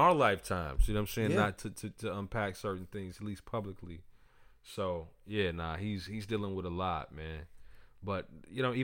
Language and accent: English; New York City, New York, United States; I'm from Park Hill as well